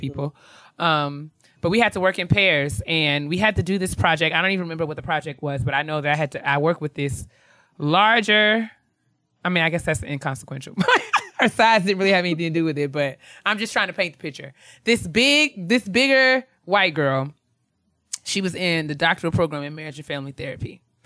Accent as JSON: {"language": "English", "town": "White Plains", "region": "New York", "country": "United States", "said": "I'm from White Plains"}